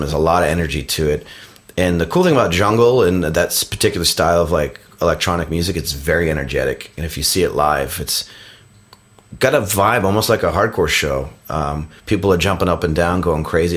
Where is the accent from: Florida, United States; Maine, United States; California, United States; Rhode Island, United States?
Rhode Island, United States; Providence; my area where I grew up in Providence, Rhode Island